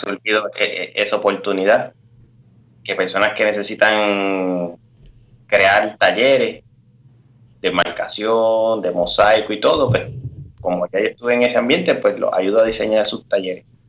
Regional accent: Toa Alta, Puerto Rico; moved away as an adult; also born or lived in Bayamón, Puerto Rico / San Juan, Puerto Rico / Kenya; now in Switzerland; resulta que nací en, en, en Bayamón, ¿verdad? Hospital Hermanos hermano Meléndez y eso. Pero toda mi vida me crié entre Toalta y Bayamón

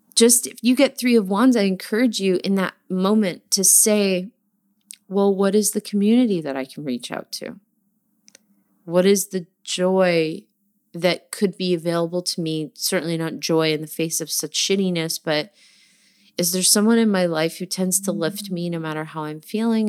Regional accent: New Jersey, United States; I'm from New Jersey

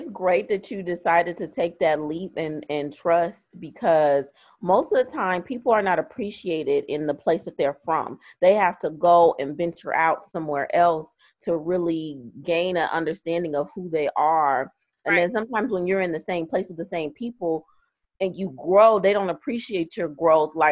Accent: Flint, Michigan, United States; Uh, we're originally from Flint.

